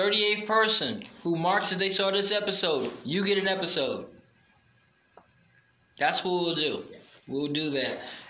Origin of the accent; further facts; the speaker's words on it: Brooklyn, New York, United States; I was a small kid growing up in Brooklyn. I needed something other than just run.